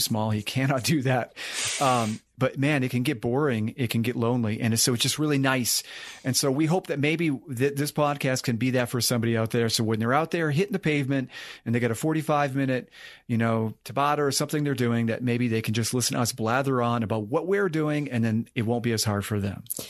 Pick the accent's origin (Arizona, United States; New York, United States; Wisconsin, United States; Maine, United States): Maine, United States; moved away as an adult; also born or lived in West Virginia; I grew up in Maine